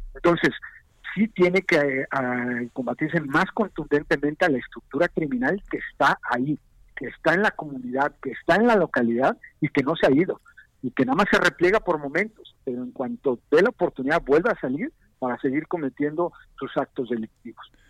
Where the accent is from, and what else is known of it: Mexico